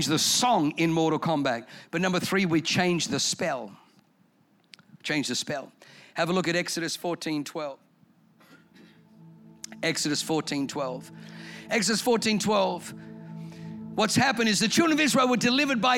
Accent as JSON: {"language": "English", "country": "Australia", "tie": "born or raised there", "also_born_or_lived": "Germany", "first_language": "German", "second_language": "English", "said": "I moved to Australia from Germany when I was 3"}